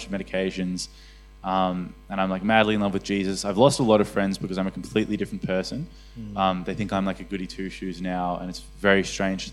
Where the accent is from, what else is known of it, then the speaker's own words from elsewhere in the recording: Johannesburg, Gauteng, South Africa; moved away; I come from Johannesburg in South Africa, so we have a lot of like occultic influences there